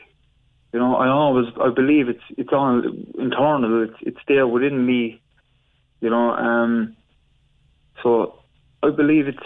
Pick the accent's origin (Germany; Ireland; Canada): Ireland; Cork, Munster; where I grew up in Hollyhill in Arcullen